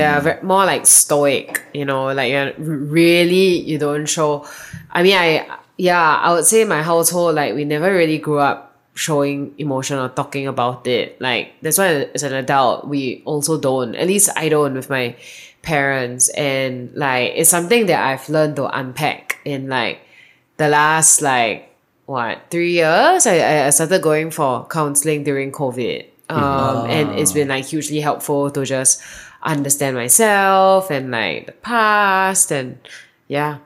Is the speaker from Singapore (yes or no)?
yes; Singapore; moved away as an adult; now in Austin, United States; I come from Singapore. That was where I was born and I grew up. And I arrived in Austin a year and a half ago.